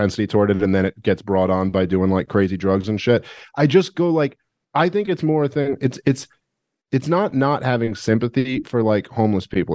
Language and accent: English; New York City, New York, United States; moved away as an adult; I'm from New York City